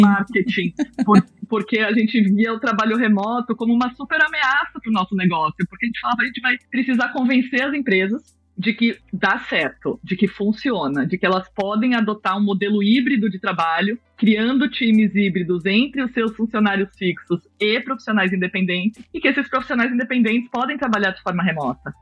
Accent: São Paulo, Brazil; na infância, eu morava em prédio. É, eu sou de São Paulo e eu morava num prédio na zona sul de São Paulo

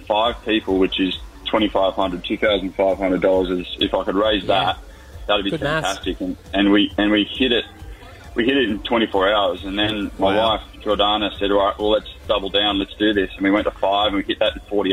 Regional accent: Newcastle, New South Wales, Australia; now in Manly, Australia; So I'm from Newcastle.

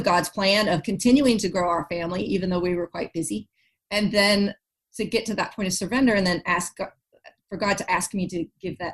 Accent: Texas, United States; moved away as an adult; now in North Carolina, United States; we're moving back to my home state of Texas

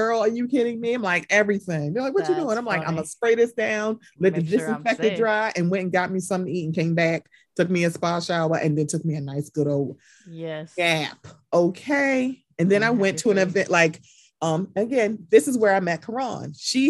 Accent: Baltimore, Maryland, United States; I'm from Baltimore. I'm used to walking.

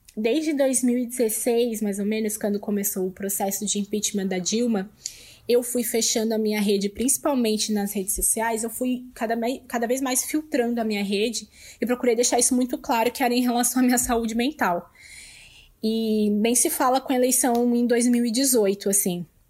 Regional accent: Lages, Santa Catarina, Brazil; now in São Paulo, Brazil; eu sou natural de Laje, Santa Catarina, mas hoje eu moro em São Paulo

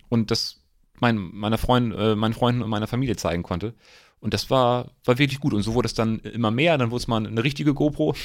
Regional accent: Eckernförde, Schleswig-Holstein, Germany; also born or lived in Rostock; ich komme aus Eckernförde

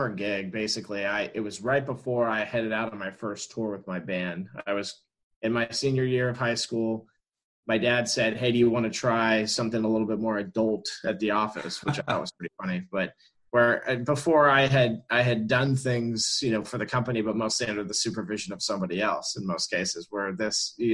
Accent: Orlando, Florida, United States; I was born and raised in Orlando, Florida

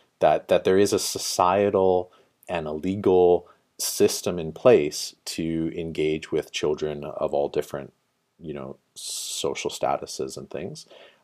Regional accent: northern British Columbia, Canada; moved away as an adult; also born or lived in Vancouver / Dublin / Toronto; So born and raised in northern British Columbia. Spent some time in Vancouver.

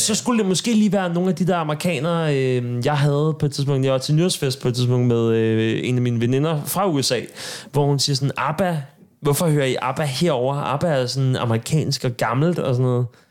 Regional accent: Sorø, Zealand, Denmark; nede på Sorø Torv, hvor jeg kommer fra

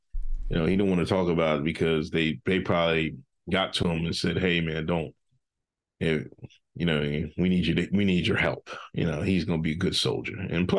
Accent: Northeast, United States; I'm from the Northeast. I like the more technical rap.

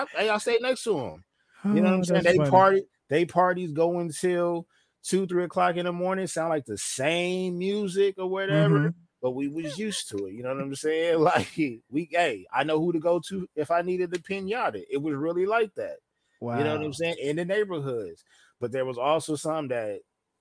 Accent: Los Angeles, California, United States; born or raised there

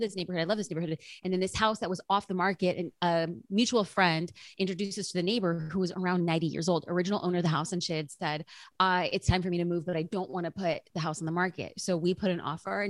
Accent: California, United States; we're from California

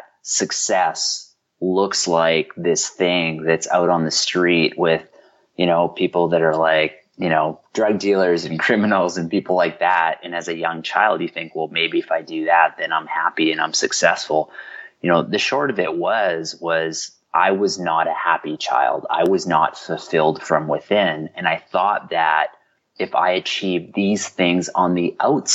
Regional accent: Vancouver, British Columbia, Canada; also born or lived in Glasgow, Scotland; I was born in Glasgow. And, you know, and what happened was, you know, my father fell upon, you know, challenging, he got laid off, fell upon challenging times. You know, I was raised in the poorest community in Canada

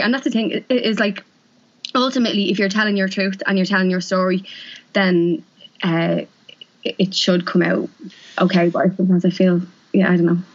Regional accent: Dublin, Leinster, Ireland; also born or lived in London; I'm from East Wall

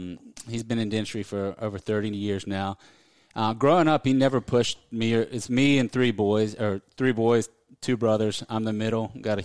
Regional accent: Raleigh, North Carolina, United States; I'm from Raleigh, grew up here. was born here. I love Raleigh.

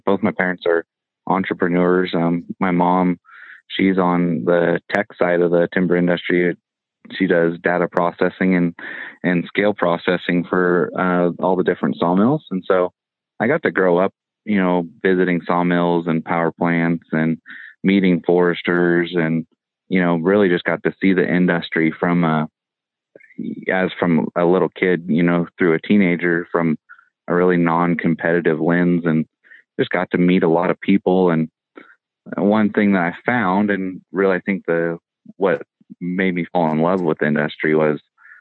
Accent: Northern California, United States; I grew up in Northern California. Our area is pretty rural.

